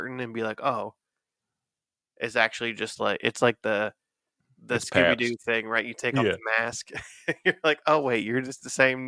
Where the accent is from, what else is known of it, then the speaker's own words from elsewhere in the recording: Cincinnati, Ohio, United States; From …. I'm from Cincy.